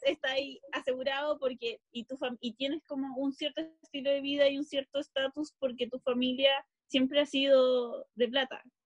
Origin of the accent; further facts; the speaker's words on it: Santiago, Santiago Metropolitan, Chile; also born or lived in Recoleta; yo salí de Conchalí y llegué a Recoleta